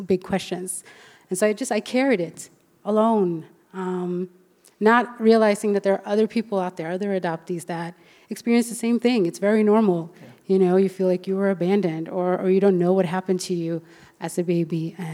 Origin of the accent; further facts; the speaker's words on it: Sweden; also born or lived in Colombia; when I was about 2 years old, I was adopted from Colombia to Sweden